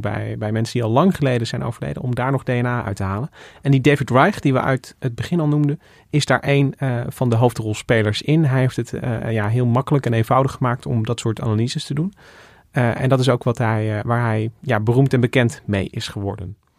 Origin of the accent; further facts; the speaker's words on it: Goirle, North Brabant, Netherlands; moved away; ik kom uit Goorle oorspronkelijk